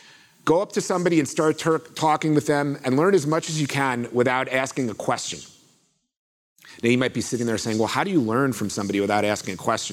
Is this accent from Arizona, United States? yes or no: no; Florida, United States; I grew up in Florida, where I come from, it's this hot or hotter for most of the year, so it's no big deal.